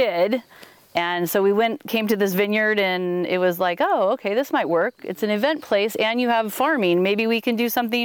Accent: California, United States; moved away as an adult; now in Oregon, United States; I was born and raised in California. Didn't ever really go far.

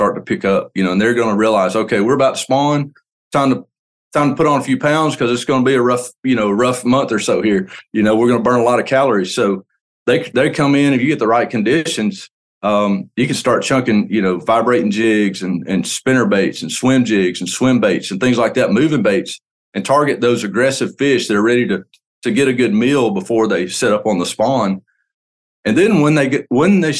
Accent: Lake Martin, Alabama, United States; I grew up on Lake Martin

